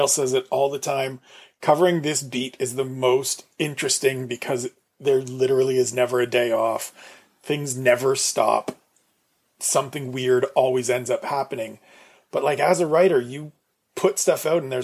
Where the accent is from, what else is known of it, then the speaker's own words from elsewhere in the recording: Canada; Being Canadian